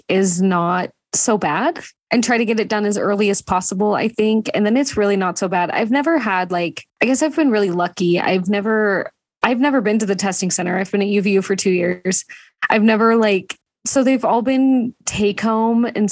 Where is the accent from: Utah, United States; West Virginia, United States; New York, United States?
Utah, United States; I grew up in Utah